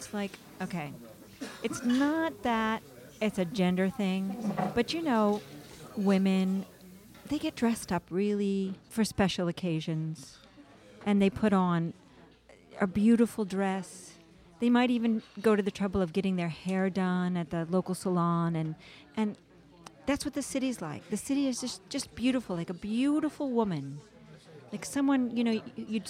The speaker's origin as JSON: {"language": "English", "town": "New York City", "region": "New York", "country": "United States", "said": "I'm a New Yorker"}